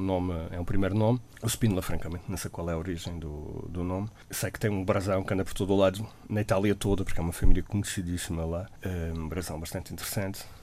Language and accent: Portuguese; Madeira, Portugal